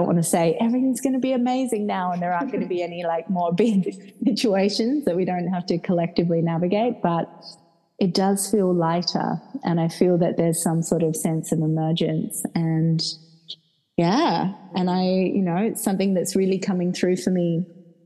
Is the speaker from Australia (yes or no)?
yes; Perth, Western Australia, Australia; accent: Australian; now in Ibiza, Spain; you'll hear I'm very Australian. I'm from Perth